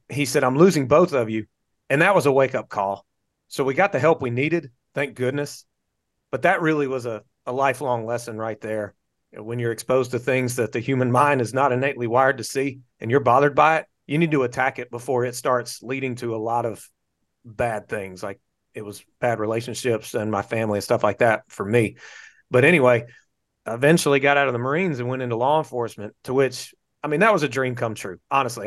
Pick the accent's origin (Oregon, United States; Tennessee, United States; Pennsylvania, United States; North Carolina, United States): North Carolina, United States; moved away as an adult; now in Florida, United States; I'm from North Carolina, born and raised in North Carolina